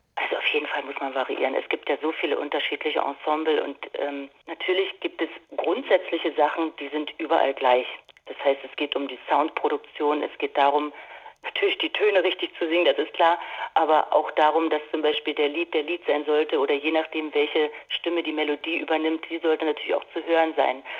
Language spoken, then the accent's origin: German; Dortmund, North Rhine-Westphalia, Germany; moved away; in meiner Heimatstadt Dortmund zu sein. Ich habe ja dort lange Jahre gewohnt